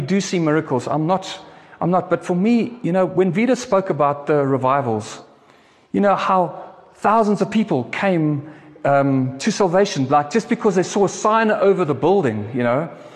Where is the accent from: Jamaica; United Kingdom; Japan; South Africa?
South Africa; I'm a South African. I love South Africa